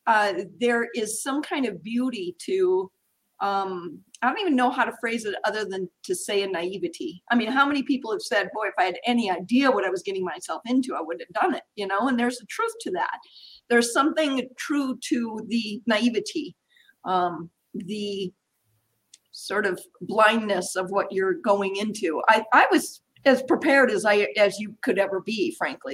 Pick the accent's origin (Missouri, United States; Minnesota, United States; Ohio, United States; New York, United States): Minnesota, United States; Minneapolis; Idyllic childhood growing up in Minneapolis in the 60s and 70s primarily.